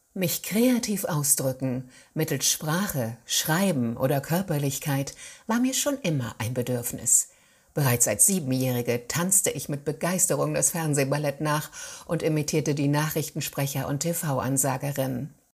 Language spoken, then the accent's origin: German; Cologne, North Rhine-Westphalia, Germany; moved away; also born or lived in Hamburg; das Theater der Keller in Köln, meiner Geburtsstadt.